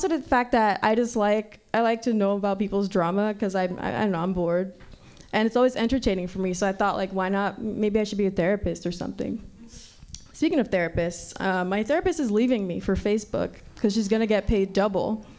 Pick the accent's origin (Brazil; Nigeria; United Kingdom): Nigeria; now in San Francisco, United States; growing up in Nigeria